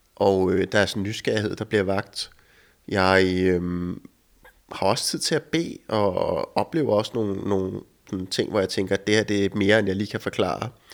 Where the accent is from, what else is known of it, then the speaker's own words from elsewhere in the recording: Denmark; also born or lived in United States; nu er jeg hjemme i Danmark